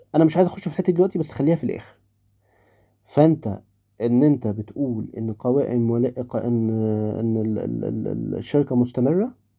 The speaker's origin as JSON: {"language": "Arabic", "country": "Egypt", "said": "عندنا في مصر"}